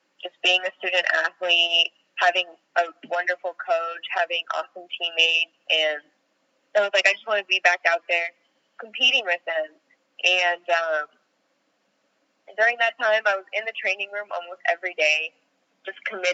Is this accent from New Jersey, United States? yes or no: no; Orange County, California, United States; now in Los Angeles, United States; I'm from Orange County. I live in Los Angeles